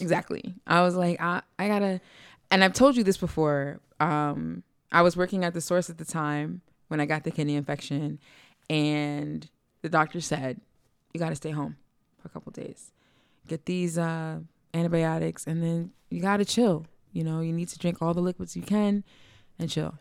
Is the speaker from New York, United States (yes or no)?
no; East Orange, New Jersey, United States; We're from East Orange